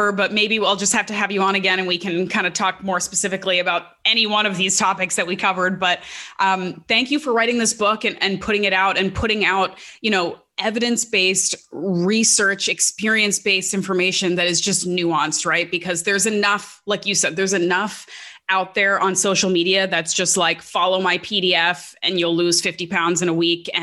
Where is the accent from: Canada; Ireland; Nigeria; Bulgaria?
Canada; being a Canadian